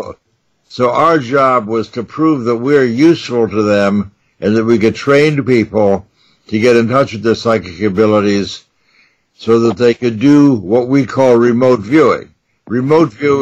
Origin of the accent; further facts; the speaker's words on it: New York, United States; I grew up in New York, so I could go to the magic stores on 42nd Street